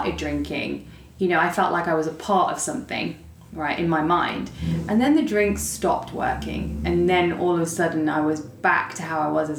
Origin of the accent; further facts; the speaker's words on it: Leicester, East Midlands, United Kingdom; moved away as an adult; also born or lived in London, United Kingdom; now in Dallas, United States; I was born in Leicester, and growing up was pretty tough.